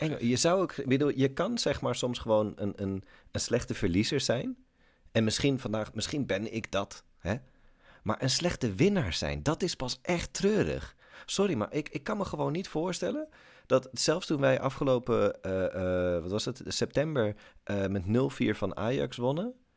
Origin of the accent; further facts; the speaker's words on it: Almere, Flevoland, Netherlands; moved away; ik kom uit Almere. Ik ben daar eh, geboren en getogen.